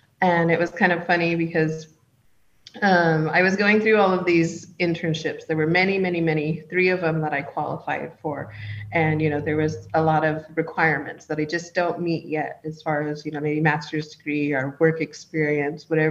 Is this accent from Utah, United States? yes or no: no; Round Valley Indian Reservation, California, United States; I'm from the Round Valley Indian Reservation